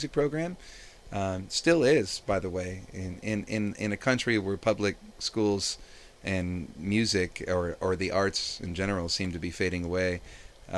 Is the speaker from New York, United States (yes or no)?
yes; Rochester, New York, United States; now in San Francisco, United States; where I'm from, which is Rochester, New York. And I was born there in the middle of the winter